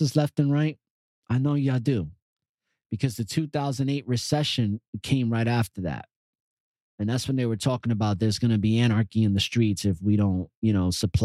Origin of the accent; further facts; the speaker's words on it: New York City, New York, United States; also born or lived in Yonkers / New Windsor; growing up in New York City